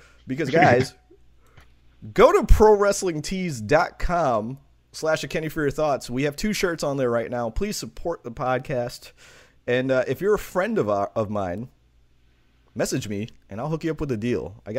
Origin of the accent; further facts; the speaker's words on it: Queens, New York, United States; I am not from upstate New York. I am from Queens, New York.